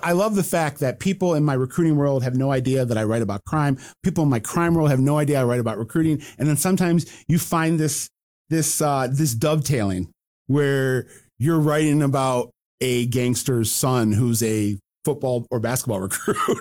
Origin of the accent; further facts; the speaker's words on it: Detroit, Michigan, United States; my hometown